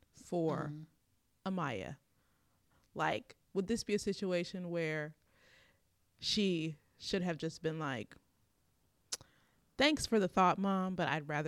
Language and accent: English; Huntsville, Alabama, United States; We're from Huntsville.